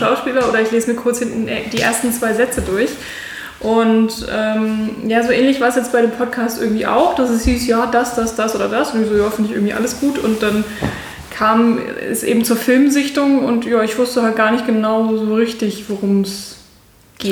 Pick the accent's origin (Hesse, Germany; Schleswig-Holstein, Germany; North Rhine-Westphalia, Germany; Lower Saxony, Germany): Lower Saxony, Germany; near Hanover; moved away as an adult; also born or lived in Mainz / Munich; now in Berlin, Germany; also eigentlich komme ich aus der Nähe von Hannover.